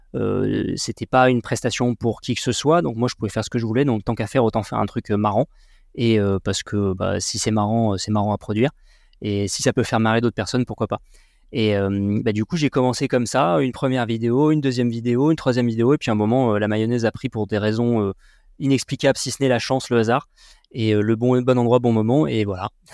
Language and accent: French; Sarlat, Nouvelle-Aquitaine, France; also born or lived in Bordeaux; franco-tibétain né à Sarlat. J'ai grandi dans le Périgord noir jusqu'à mes 18 ans